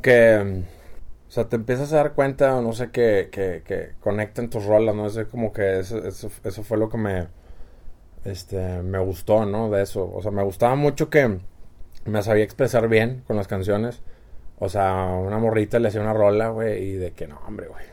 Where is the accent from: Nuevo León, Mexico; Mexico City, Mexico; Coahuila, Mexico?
Nuevo León, Mexico; San Pedro Garza García; San Pedro, sí, yo desde el 80, San Pedro toda la vida